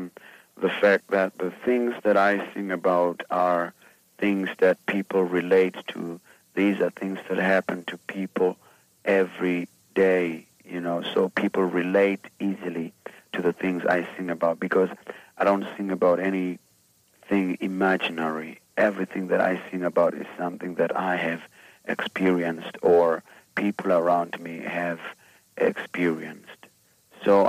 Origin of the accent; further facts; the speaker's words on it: Ermelo, Mpumalanga, South Africa; I'm from South Africa. I was born in a small town southeast of Johannesburg, a town called Ermelo. That's where I was born, and I still live in South